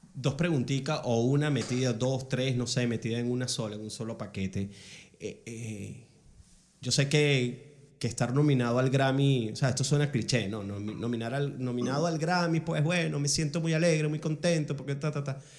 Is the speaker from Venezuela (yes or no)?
yes; Ciudad Bolívar, Bolívar, Venezuela; now in New York, United States; Yo soy de Ciudad Bolívar.